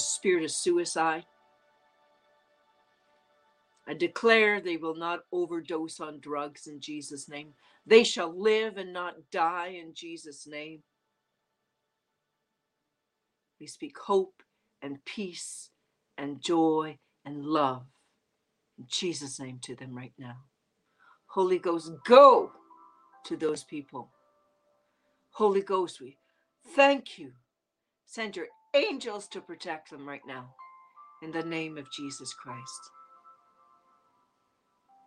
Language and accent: English; Canada; accent: Canadian; It's my Canadian accent